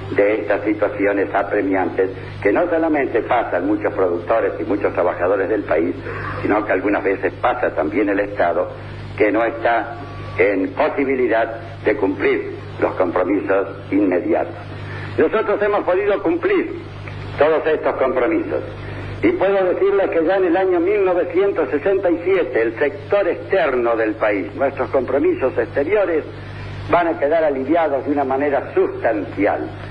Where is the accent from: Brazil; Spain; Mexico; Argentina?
Argentina